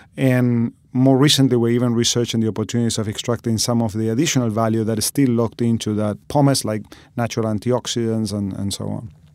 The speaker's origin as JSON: {"language": "English", "country": "Argentina", "moved": "as an adult", "lives_now": "Australia", "said": "I'm originally from Argentina"}